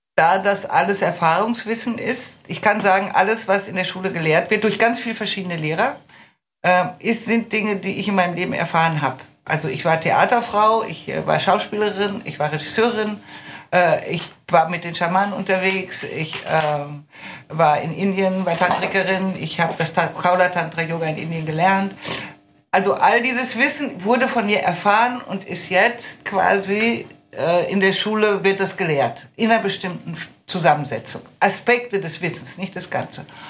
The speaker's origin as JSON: {"language": "German", "town": "Lüdenscheid", "region": "North Rhine-Westphalia", "country": "Germany", "tie": "born or raised there", "also_born_or_lived": "Lüneburg / Hattingen", "moved": "as an adult", "said": "Ich bin geboren in Lüneburg am Sande. Ähm, aber nach ein paar Monaten sind wir dann schon weggezogen nach, glaube nach Hattingen und dann ging es nach Lüdenscheid. Da war ich vier"}